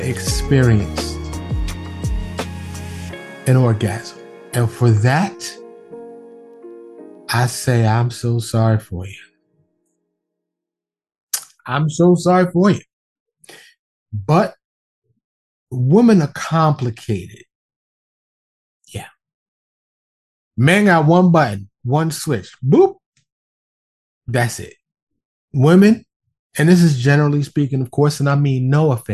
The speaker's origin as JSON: {"language": "English", "town": "New York City", "region": "New York", "country": "United States", "tie": "born or raised there", "moved": "yes", "lives_now": "Dallas, United States", "said": "born and raised in New York City, but I live in Dallas, outside of Dallas now"}